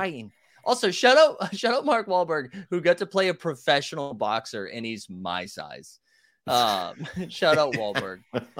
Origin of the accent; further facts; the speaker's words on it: England, United Kingdom; Dude, I'm from England, and that's bad.